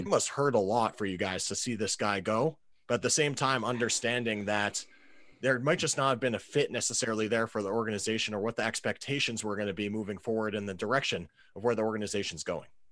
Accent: New England, United States; I'm a Pats guy. I grew up in New England

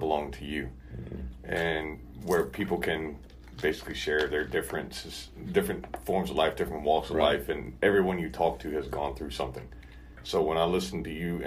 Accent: Kentucky, United States; moved away; even when I was a kid growing up in Kentucky

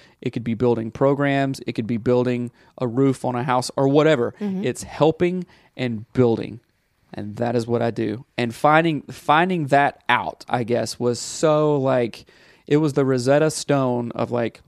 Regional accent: the Bible Belt, United States; growing up in the Bible Belt

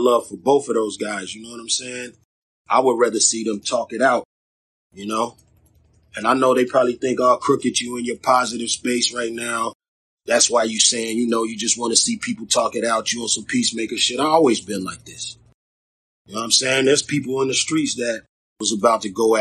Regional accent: Long Beach, California, United States; I'm from Long Beach, California

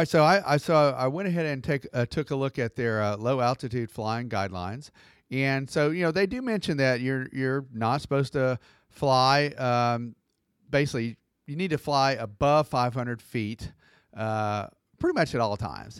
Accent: Atlanta, Georgia, United States; I'm from Atlanta

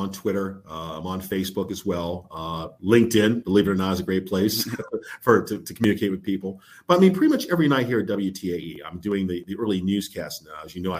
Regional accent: Connecticut, United States; moved away as an adult; now in Pittsburgh, United States; No, I grew up in Connecticut, but I've lived here. This is where I've been. This is 28 years of my life.

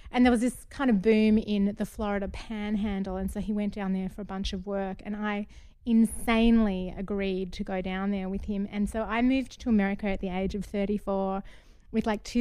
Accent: Melbourne, Victoria, Australia; accent: Australian; moved away as an adult; now in United States; I'm from Australia

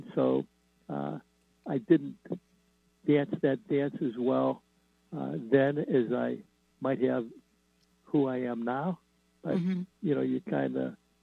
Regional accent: Midwest, United States; I grew up in the Midwest

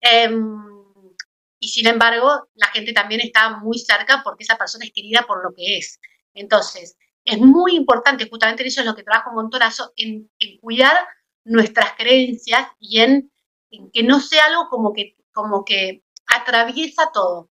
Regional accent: Argentina; como fiel argentina

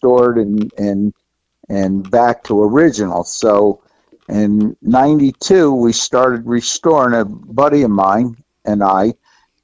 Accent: Middletown, New York, United States; I'm from Middletown, New York. I was born and raised here.

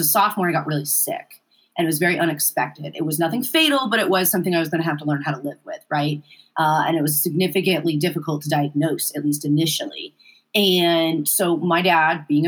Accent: Muskogee, Oklahoma, United States; moved away as an adult; also born or lived in Indianapolis, Indiana; I grew up in Muskogee.

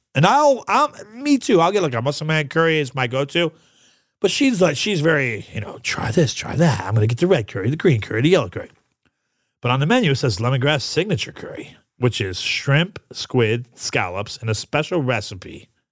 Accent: New York, United States; I'm from New York

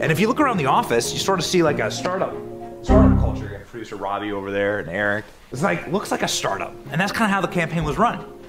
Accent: Cedar Rapids, Iowa, United States; this is my hometown of Cedar Rapids

